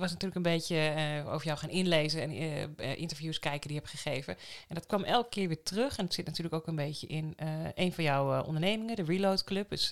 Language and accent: Dutch; Amsterdam, North Holland, Netherlands; also born or lived in Enschede; nee, ik ben in Amsterdam, in de rivierenbuurt in Amsterdam geboren en getogen.